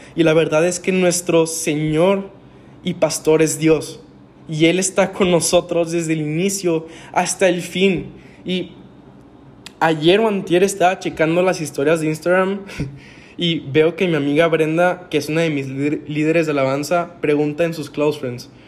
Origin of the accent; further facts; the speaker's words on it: Monterrey, Nuevo León, Mexico; Yo soy de Monterrey, Nuevo León, 100% regio.